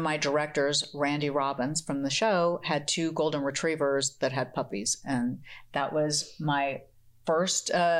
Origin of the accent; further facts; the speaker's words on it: Munich, Bavaria, Germany; I was born in Munich, Germany